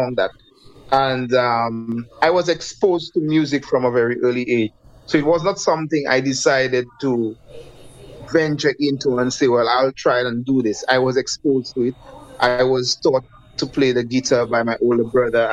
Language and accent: English; St. Lucia; I'm from the beautiful island of St. Lucia. Yeah. I'm actually from Labri